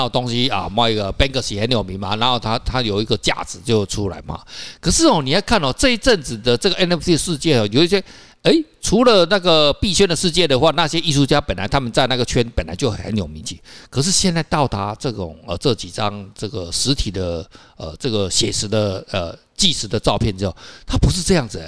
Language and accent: Chinese; Taiwan; 我们台湾人不知道嘛